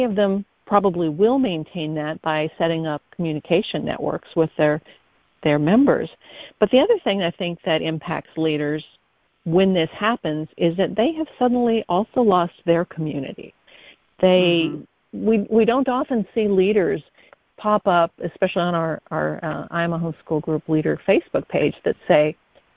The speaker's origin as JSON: {"language": "English", "region": "Midwest", "country": "United States", "tie": "born or raised there", "moved": "yes", "lives_now": "Harrisburg, North Carolina, United States", "said": "I was born in the Midwest, so I'm a transplant"}